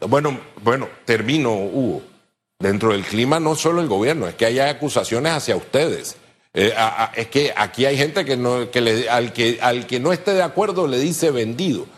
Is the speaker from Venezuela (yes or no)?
no; Panama; somos panameños